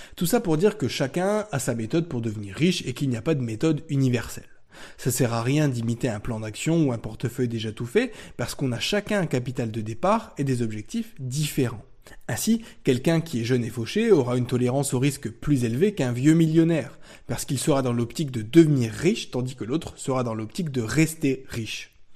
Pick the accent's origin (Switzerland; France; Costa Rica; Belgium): France; chez nous en France